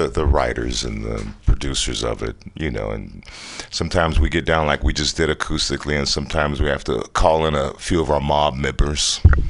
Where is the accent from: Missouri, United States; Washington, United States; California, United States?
California, United States; Fresno; now in Bay Area, United States; I'm from Fresno